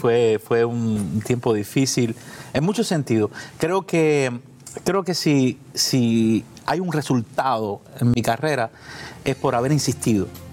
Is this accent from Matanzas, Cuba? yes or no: yes; Matanzas, Cuba; moved away; Soy del centro de Matanza, de Pueblo Nuevo, en la calle de las Mercedes